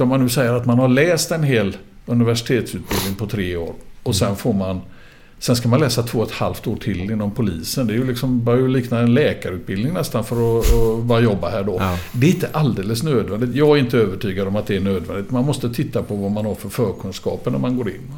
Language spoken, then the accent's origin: Swedish; Gothenburg, Västra Götaland, Sweden; född och uppvuxen i Göteborg. Började ute på Hisingen